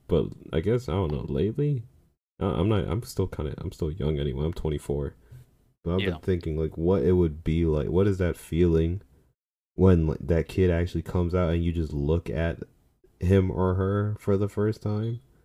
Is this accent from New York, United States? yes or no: yes; New York, United States; as a New Yorker